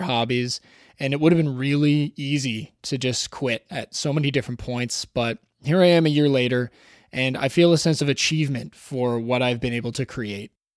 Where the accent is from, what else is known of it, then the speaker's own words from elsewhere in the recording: Toronto, Ontario, Canada; Toronto, my hometown